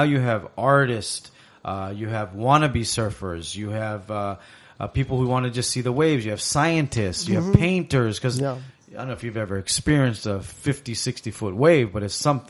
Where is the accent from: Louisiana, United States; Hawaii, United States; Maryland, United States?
Hawaii, United States; Lanai City; I'm from Lanai City, Hawaii.